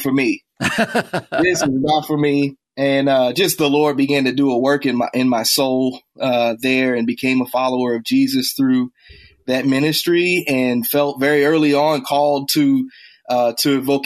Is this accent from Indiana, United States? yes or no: yes; Indianapolis, Indiana, United States; now in Chicago, United States; I grew up in Indianapolis and spent most of my early childhood nominally Catholic